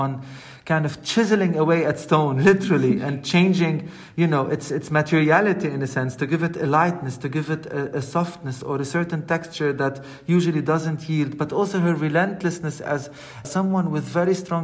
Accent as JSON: {"language": "English", "country": "Lebanon", "tie": "born or raised there", "said": "I mean, I'm born in Lebanon. I'm from Lebanon"}